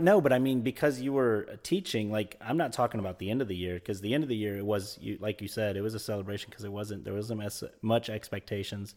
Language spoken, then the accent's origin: English; Florida, United States; I was born in Florida, um, and lived, uh, here most of my life